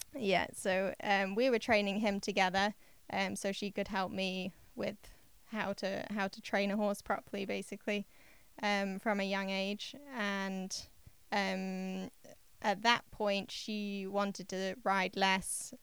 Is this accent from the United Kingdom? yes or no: yes; Yorkshire and the Humber, United Kingdom; I grew up in East Yorkshire in England